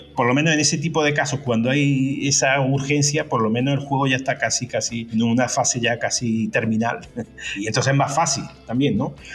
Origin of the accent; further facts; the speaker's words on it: Córdoba, Andalusia, Spain; moved away as an adult; also born or lived in Madrid; Yo soy originalmente de Córdoba, nací en Córdoba, eh, desarrollé mis primeros videojuegos en Córdoba y con 18 años ya me, me fui a Madrid